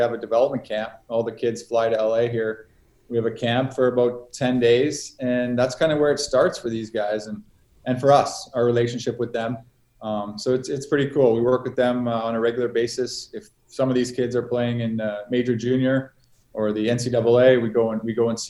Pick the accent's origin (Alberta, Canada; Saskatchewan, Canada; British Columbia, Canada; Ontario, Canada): Saskatchewan, Canada; Yorkton; also born or lived in Melville, Saskatchewan; We moved to Yorkton, so I grew up and pretty much call my hometown Yorkton.